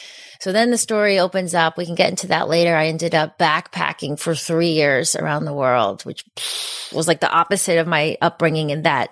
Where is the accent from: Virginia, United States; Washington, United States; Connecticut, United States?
Connecticut, United States; also born or lived in New Jersey; So when I was three, my parents, we moved from New Jersey to Connecticut because the school systems were good and it seemed like a nice place to raise kids.